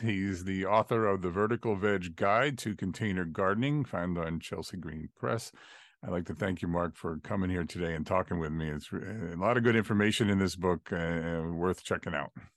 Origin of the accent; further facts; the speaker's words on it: Ireland; I'm an Irishman